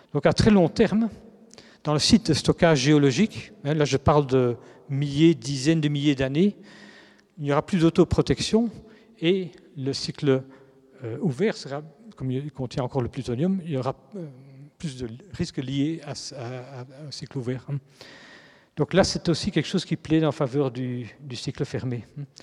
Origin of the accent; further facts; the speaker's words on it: Belgium; en tant que Belge